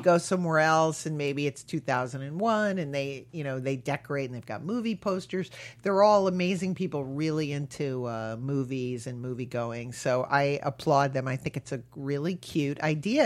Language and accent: English; Connecticut, United States; when I was growing up, Hartford was voted the most boring city in America